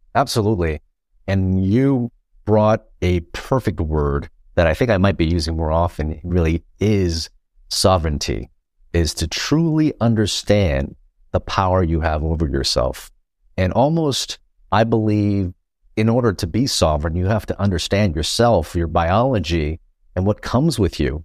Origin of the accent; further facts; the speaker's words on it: Los Angeles, California, United States; also born or lived in Vietnam / Philippines; I grew up in Chinatown, Los Angeles.